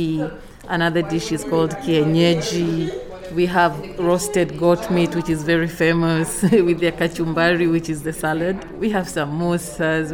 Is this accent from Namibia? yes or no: no; Kenya; moved away as an adult; also born or lived in Brooklyn, New York; now in New York, United States; I'm originally from Kenya. So I've only been here for 1.5 years.